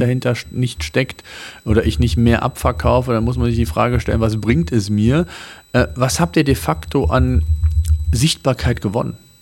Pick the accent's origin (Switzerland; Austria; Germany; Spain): Germany; bei uns in Deutschland